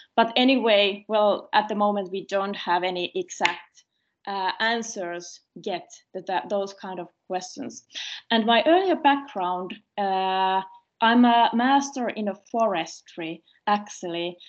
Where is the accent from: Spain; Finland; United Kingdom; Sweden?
Finland; Karelia; I'm coming from the Karelian part of the Finland where the people speak more, so I'm more talkative.